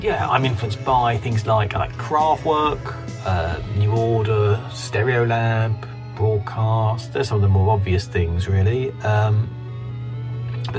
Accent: London, United Kingdom; I am from Catford in southeast London, and I write and record my stuff in this kind of little loft room in Catford

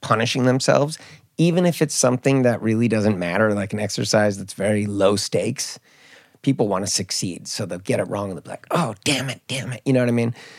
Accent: Marin County, Bay Area, California, United States; also born or lived in Mallorca, Spain; now in Stockholm, Sweden; I grew up in, in the Bay Area, I grew up in Marin County

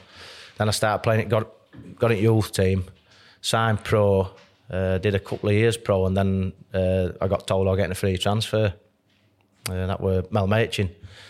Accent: Barnsley, Yorkshire and the Humber, United Kingdom; I'm from Barnsley, John.

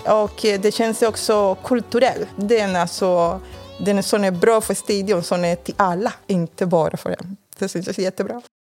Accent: Cuba; Swedish is a second language; moved away as an adult; now in Sweden; Jag kommer från Kuba

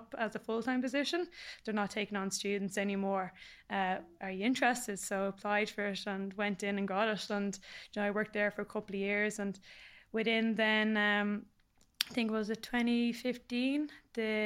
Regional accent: Warrenview, Leinster, Ireland; growing up in Warrenview, we were a bit of a mad estate.

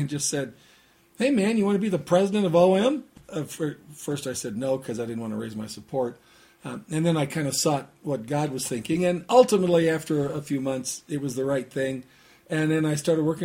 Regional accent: Southern California, United States; I grew up in the Southern California area

